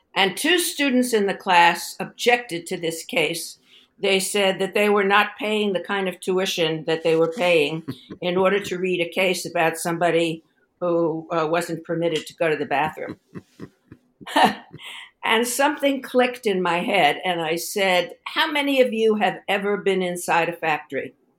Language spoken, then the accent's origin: English; New York City, New York, United States; moved away as an adult; also born or lived in Stanford, California; I grew up in Brooklyn, New York